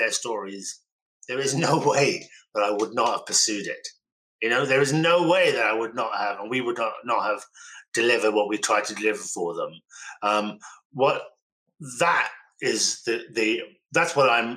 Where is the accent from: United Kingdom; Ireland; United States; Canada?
United Kingdom; Birmingham, West Midlands; I was born in Birmingham